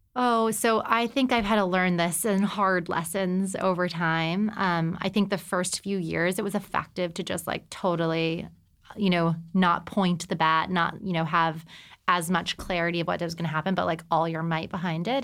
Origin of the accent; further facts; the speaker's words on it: El Paso, Texas, United States; moved away as an adult; also born or lived in New York City; I'm from El Paso, Texas